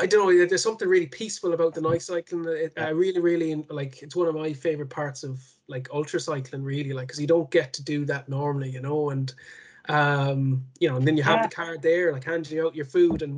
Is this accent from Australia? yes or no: no; Connemara, Connacht, Ireland; I'm from Connemara